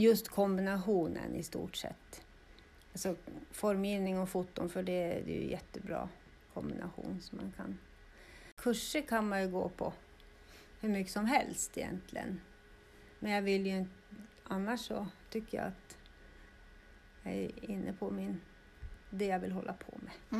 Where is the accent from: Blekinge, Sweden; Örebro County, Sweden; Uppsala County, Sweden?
Uppsala County, Sweden; Östervåla; Jag är ju född och uppvuxen här i Östervåla.